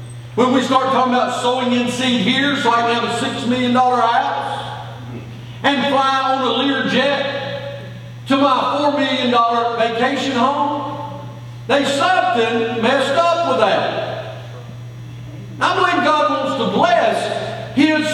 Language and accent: English; United States; born and raised in the United States of America